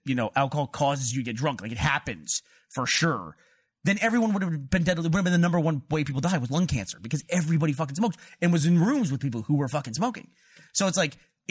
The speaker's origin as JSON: {"language": "English", "town": "Houston", "region": "Texas", "country": "United States", "tie": "born or raised there", "said": "where I grew up in Houston"}